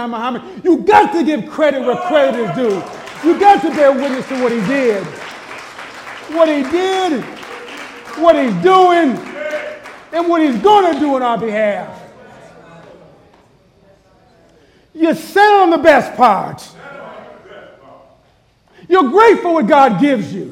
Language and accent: English; Buffalo, New York, United States; now in Phoenix, United States; I'm from Buffalo, New York